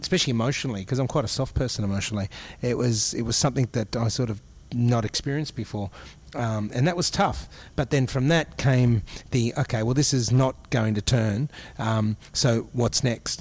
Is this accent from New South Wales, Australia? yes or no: no; Brisbane, Queensland, Australia; I grew up in Brisbane